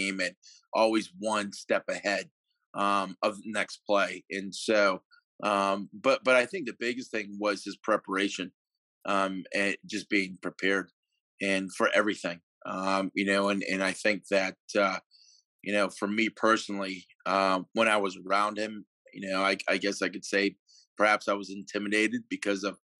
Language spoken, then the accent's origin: English; Connecticut, United States; also born or lived in Kansas / Eastern Michigan; now in Massachusetts, United States; I'm from Connecticut originally.